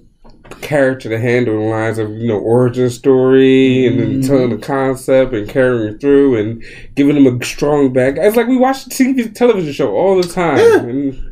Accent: Philadelphia, Pennsylvania, United States; Is that because I'm Philadelphian

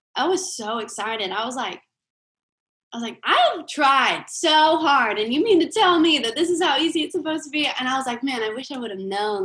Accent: Jacksonville, Florida, United States; now in Nashville, United States; I'm actually from Jacksonville, Florida.

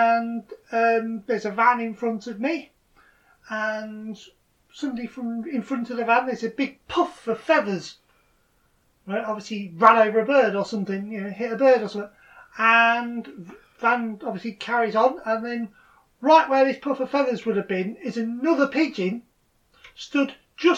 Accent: Lincolnshire, East Midlands, United Kingdom; I grew up in Lincolnshire

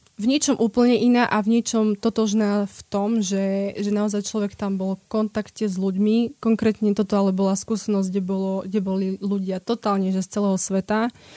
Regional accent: Slovakia; moved away as an adult; also born or lived in Italy; my ako Slováci sme veľmi takí

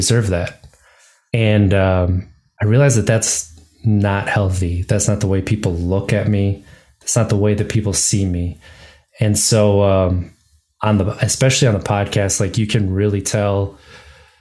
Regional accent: Wisconsin, United States; moved away as an adult; now in Virginia, United States; growing up in Wisconsin

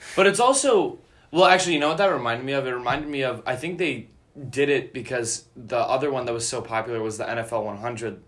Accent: Chicago, Illinois, United States; I'm from Chicago

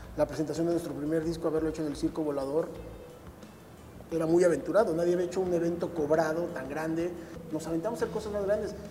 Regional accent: Mexico City, Mexico; born or raised there; also born or lived in Tocumbo, Michoacán

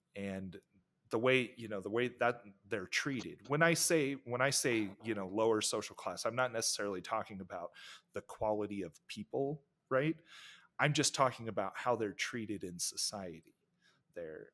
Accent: United States; being American

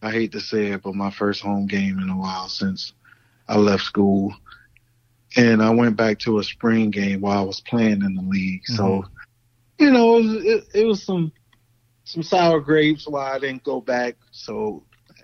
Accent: Florida, United States; I'm from Florida

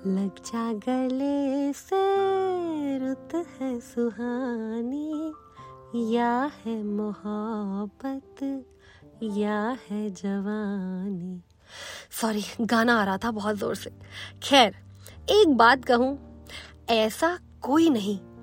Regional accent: Delhi, India

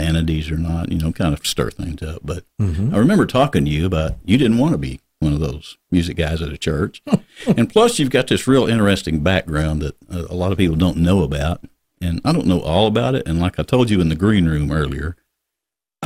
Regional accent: Arkansas, United States; now in Tennessee, United States; I'm an Arkansan, but I've lived in Tennessee somewhere in the middle of Tennessee.

